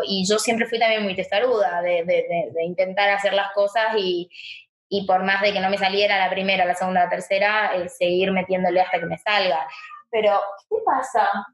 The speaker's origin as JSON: {"language": "Spanish", "region": "Chaco", "country": "Argentina", "moved": "yes", "lives_now": "Buenos Aires, Argentina", "said": "mis viejos me trajeron acá a Buenos Aires, yo soy de Chaco"}